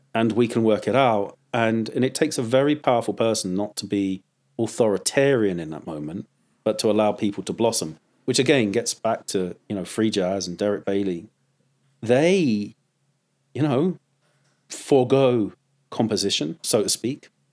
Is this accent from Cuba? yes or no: no; United Kingdom; moved away as an adult; now in United States; I'm a third generation Swiss, uh, uh, Englishman, you know, born in Lon, uh, out, just outside of London.